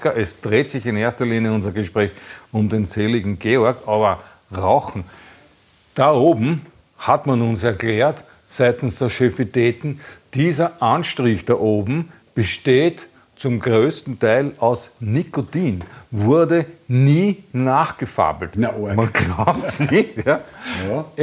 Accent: Austria; Ich bin aus Österreich.

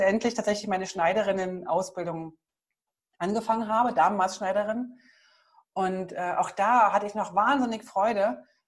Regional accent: East Germany, Germany; Ich bin ja im Osten groß geworden.

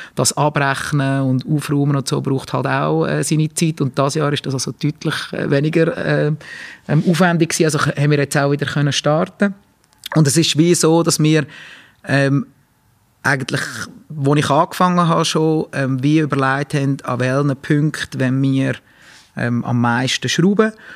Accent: Ennetbürgen, Nidwalden, Switzerland; ich bin ja in Ennenbürgen aufgewachsen

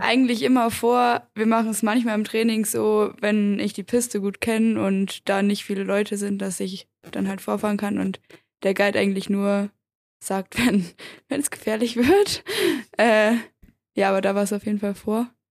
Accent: Göttingen, Lower Saxony, Germany; Ich komme ja eigentlich aus Göttingen in Niedersachsen

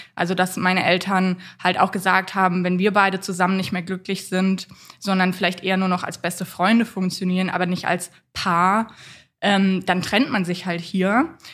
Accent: Freiburg, Baden-Württemberg, Germany; also born or lived in Waldkirch; Aufgewachsen bin ich tatsächlich in größten Teilen in Freiburg

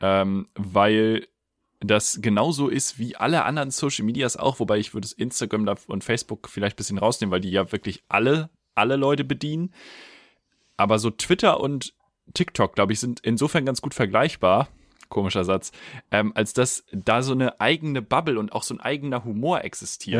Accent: Germany; als Deutscher

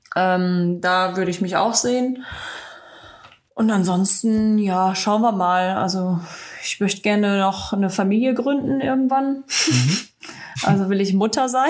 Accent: the Ruhr, North Rhine-Westphalia, Germany; komme aus dem Pott, also da habe ich nicht so viele Möglichkeiten

